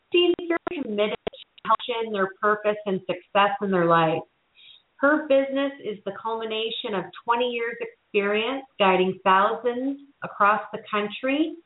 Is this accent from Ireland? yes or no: no; Canada; moved away; back to my home country of Canada